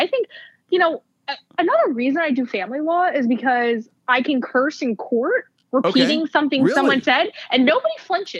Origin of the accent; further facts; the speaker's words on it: New Jersey, United States; I'm a Northeast girl, Joel. I'm from New Jersey.